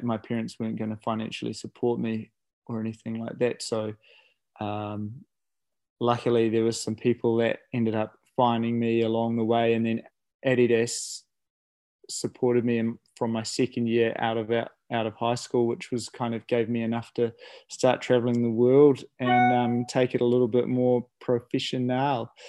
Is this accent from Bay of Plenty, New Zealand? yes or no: yes; Okere Falls, Bay of Plenty, New Zealand; i guess i grew up in Okere Falls so that's where the Okere River or the kaituna river flows from